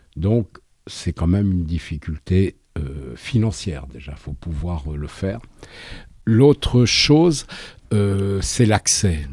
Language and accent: French; France; je suis français